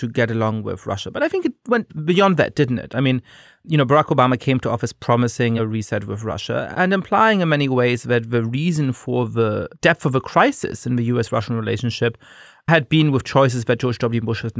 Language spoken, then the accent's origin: English; Germany; moved away; I grew up in Germany.